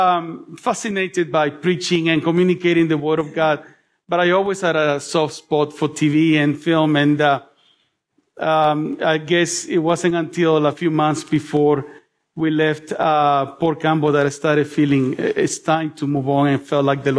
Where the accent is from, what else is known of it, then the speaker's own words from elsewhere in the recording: El Salvador; now in Melbourne, Australia; I was born in El Salvador